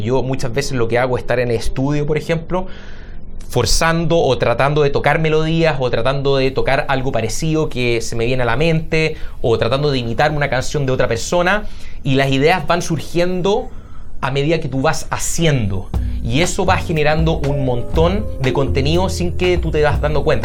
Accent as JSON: {"language": "Spanish", "town": "Santiago", "region": "Santiago Metropolitan Region", "country": "Chile", "tie": "born or raised there", "moved": "as an adult", "lives_now": "Seattle, United States", "said": "soy de Santiago, eh, viví toda mi vida ahí hasta los 28 años."}